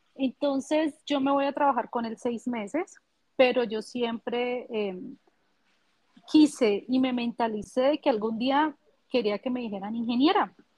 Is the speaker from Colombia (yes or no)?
yes; Pradera, Valle del Cauca, Colombia; now in Cali, Colombia; soy colombiana. Actualmente estoy radicada en la ciudad de Cali, que es la tercera ciudad más importante de Colombia. Eh, nací en Pradera Valle